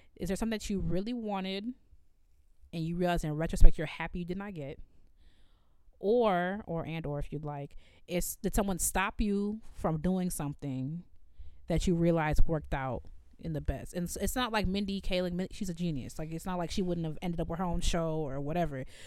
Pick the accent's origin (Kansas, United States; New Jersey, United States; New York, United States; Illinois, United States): Illinois, United States; Evanston; growing up in Evanston